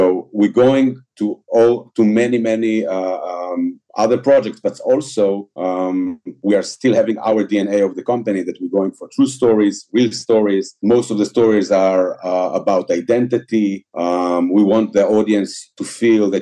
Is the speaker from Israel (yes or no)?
yes; Israel; English is a second language; we're coming from Israel